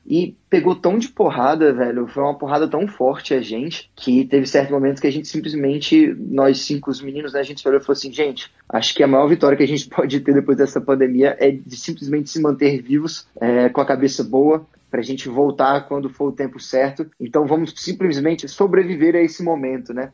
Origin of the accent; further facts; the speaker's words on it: Brasília, Federal District, Brazil; Eu sou de Brasília